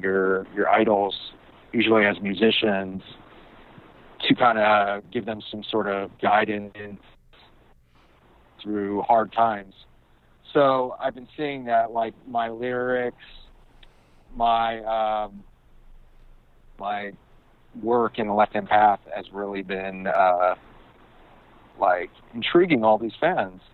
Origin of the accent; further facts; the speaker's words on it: New York, United States; now in Los Angeles, United States; I was born in LA, but I grew up in New York most of my life